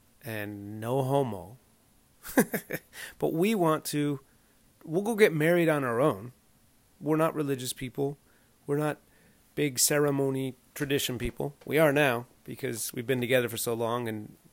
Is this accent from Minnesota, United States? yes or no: no; Southern California, United States; also born or lived in Evanston, Illinois; we grew up in Southern California